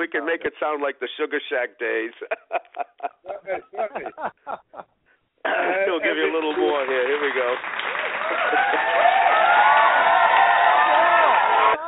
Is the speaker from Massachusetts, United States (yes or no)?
yes; Boston, Massachusetts, United States; one of my black buddies who I grew up with in Roxbury